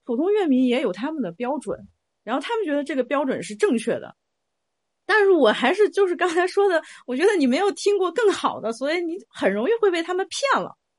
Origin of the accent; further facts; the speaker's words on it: China; 我身为一个中国人，我的 identity 是一个 Chinese